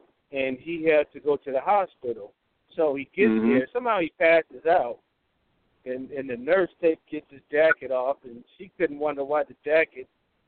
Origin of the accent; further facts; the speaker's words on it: California, United States; I'm from California.